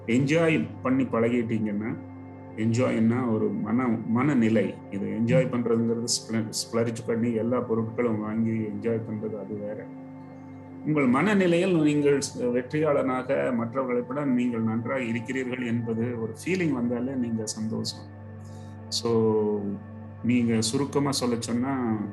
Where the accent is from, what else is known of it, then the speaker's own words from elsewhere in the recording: Coimbatore, Tamil Nadu, India; moved away; also born or lived in Mumbai; நான் கோயம்புத்தூர்காரன்